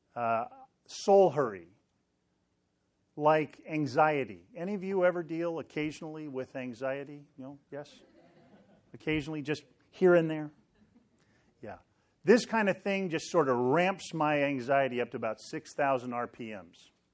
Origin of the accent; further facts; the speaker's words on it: Sacramento, California, United States; moved away; I grew up in Sacramento